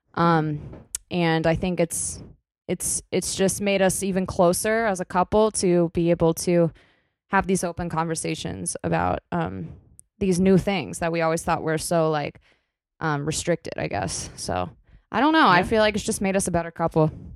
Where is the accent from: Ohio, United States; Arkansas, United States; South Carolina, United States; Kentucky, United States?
Kentucky, United States; moved away as an adult; now in New York City, United States; where I, I came from in my hometown in Kentucky.